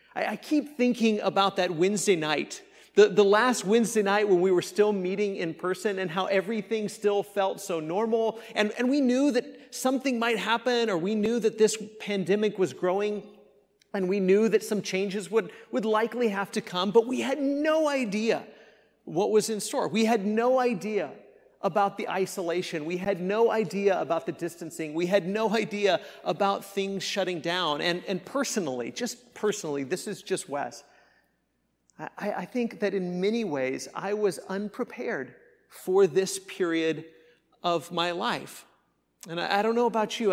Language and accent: English; Kansas, United States; moved away; I grew up in Kansas where we experienced a lot of those tor-, storms